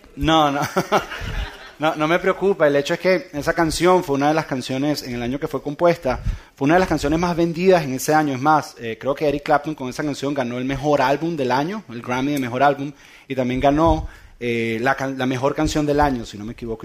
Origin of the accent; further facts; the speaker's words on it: San Antonio de los Altos, Miranda, Venezuela; En San Antonio de los Altos, de donde yo soy